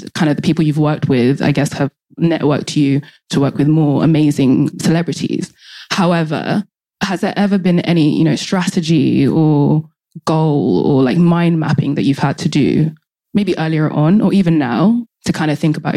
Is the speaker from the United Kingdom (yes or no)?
yes; London, United Kingdom; also born or lived in Nigeria; I'm from London and Nigeria, actually